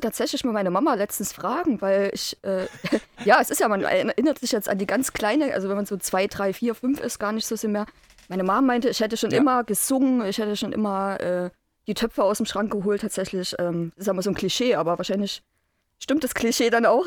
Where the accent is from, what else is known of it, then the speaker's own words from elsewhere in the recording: Chemnitz, Saxony, Germany; Ich bin am 7.12.82 geboren. Damals noch Karl-Marx-Stadt.